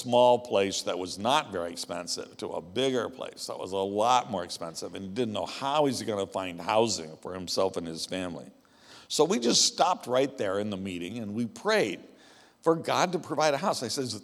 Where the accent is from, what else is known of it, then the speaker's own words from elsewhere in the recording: the American West, United States; I grew up in the American West, where the ranchers were